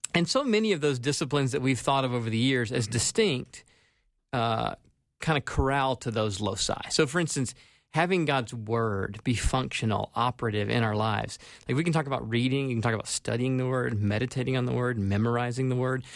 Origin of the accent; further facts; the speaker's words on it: South Carolina, United States; moved away as an adult; now in Minnesota, United States; was born and raised in South Carolina